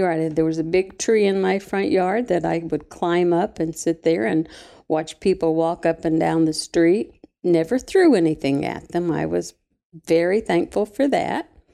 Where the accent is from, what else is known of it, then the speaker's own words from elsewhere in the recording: Mabscott, West Virginia, United States; moved away; I'm from Mabscot, West Virginia